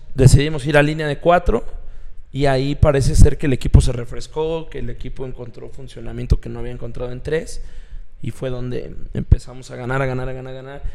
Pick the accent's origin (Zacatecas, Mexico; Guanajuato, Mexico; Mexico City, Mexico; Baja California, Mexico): Mexico City, Mexico; moved away; yo soy chilango